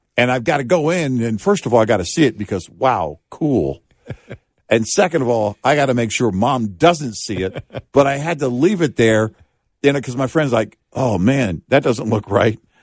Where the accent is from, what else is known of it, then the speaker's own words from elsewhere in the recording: Texas, United States; growing up in Texas